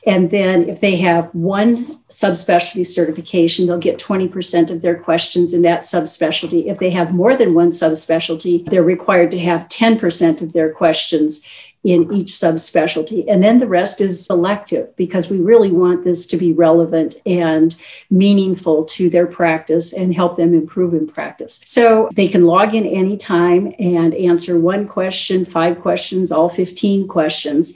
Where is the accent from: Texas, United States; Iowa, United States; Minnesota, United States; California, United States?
Minnesota, United States; moved away as an adult; also born or lived in Illinois / Slayton, Minnesota; Well, I was born in a rural town in southwest Minnesota, Slayton, Minnesota. I was born during the county fair, which of course is the biggest deal in a small town. I spent my uh, young years in Illinois. And then when I was nine years old, moved back to Minnesota to a farm